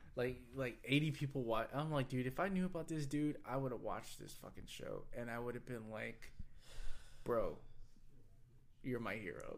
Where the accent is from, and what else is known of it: Texas, United States; accent: country accent